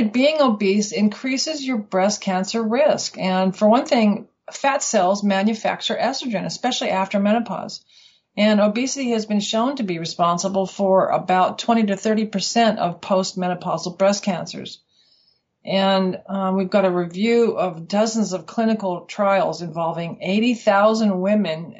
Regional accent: Colorado, United States; moved away as an adult; now in Western Australia, Australia; I'm from Colorado originally, and we came here in 1990.

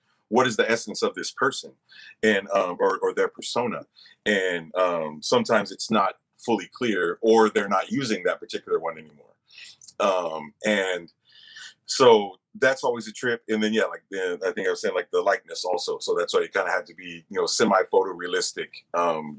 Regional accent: the Bay Area, California, United States; I'm from the Bay

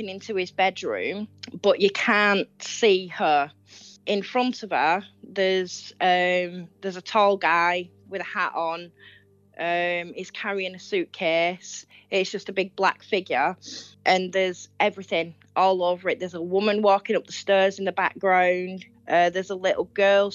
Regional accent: North West England, United Kingdom; I'm from northwest of England

